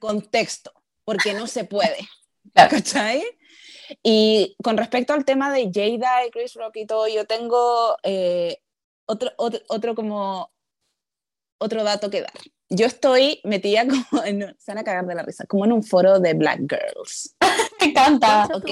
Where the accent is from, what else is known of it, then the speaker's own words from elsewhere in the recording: Chile; now in United States; yo fui criada en Chile con toda mi familia blanca